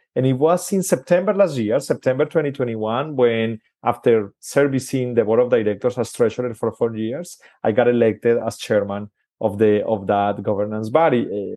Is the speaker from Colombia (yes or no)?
yes; Colombia; I'm originally from Colombia, in South America